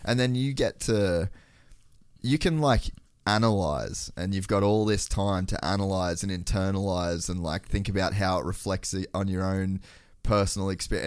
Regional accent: Cairns, Queensland, Australia; growing up in Cairns

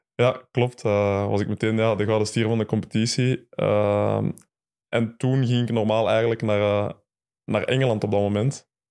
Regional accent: Mechelen, Flanders, Belgium; ik ben in Mechelen geboren, ik kom vandaar

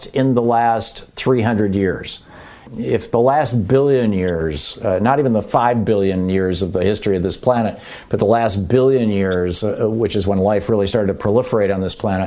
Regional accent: Michigan, United States; moved away; also born or lived in New Hampshire / Vermont; I grew up in Michigan. I lived in New Hampshire.

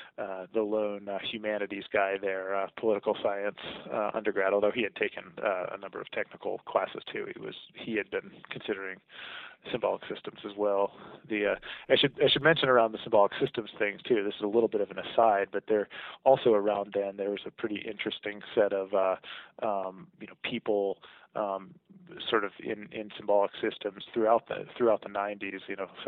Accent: Virginia, United States; also born or lived in Germany; I was born in Germany, but have no real memory of that because it was my first two years, and then we spent a good deal of time in the Washington D.C. Area in the Virginia suburbs while my dad was at the Pentagon.

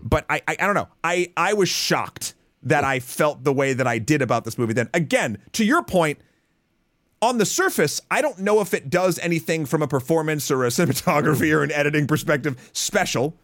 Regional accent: United States; me as an American

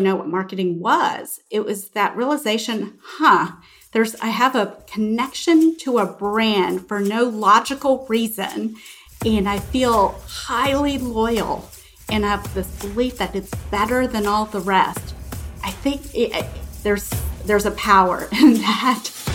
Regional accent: Houston, Texas, United States; moved away as an adult; I grew up in Houston

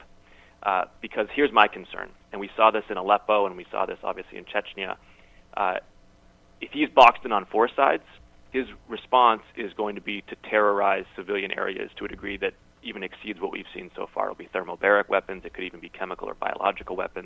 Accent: Massachusetts, United States; my home state of Massachusetts

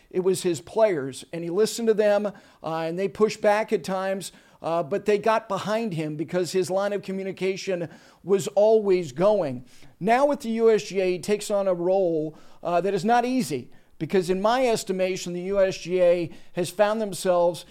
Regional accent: Ridgewood, New Jersey, United States; I grew up in Ridgewood

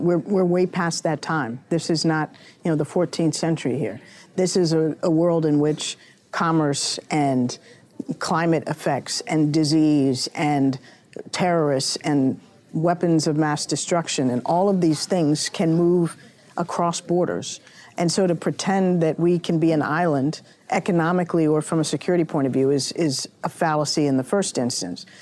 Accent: Washington, District of Columbia, United States; growing up in Washington all my life

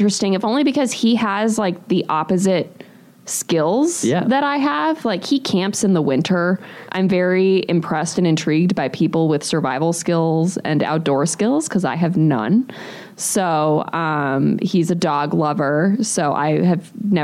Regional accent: New England, United States; moved away as an adult; also born or lived in Pennsylvania / Ohio; now in Milwaukee, United States; I grew up originally in New England

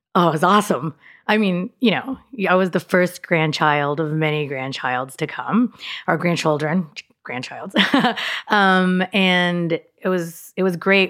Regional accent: Dallas, Texas, United States; also born or lived in Austin, Texas; I was in Dallas until nineteen ninety-six, until I went to school

